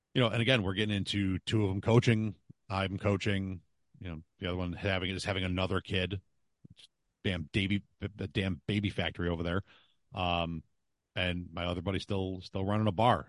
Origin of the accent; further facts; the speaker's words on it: Buffalo, New York, United States; I'm from Buffalo